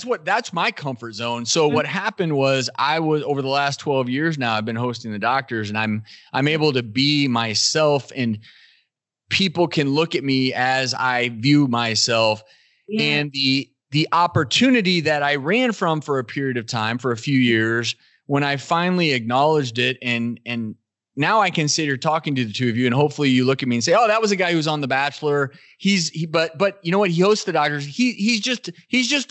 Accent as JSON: {"language": "English", "region": "Colorado", "country": "United States", "tie": "born or raised there", "moved": "yes", "said": "moved to back to where I was born in Colorado"}